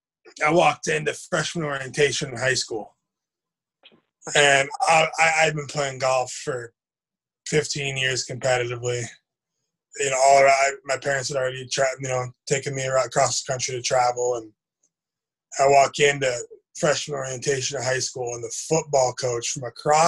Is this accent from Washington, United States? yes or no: yes; Washington, United States; Just north of Seattle. A little city called.